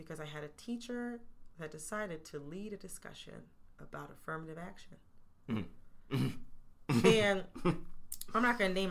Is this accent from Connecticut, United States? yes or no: no; Oakland County, Michigan, United States; I'm from Oakland County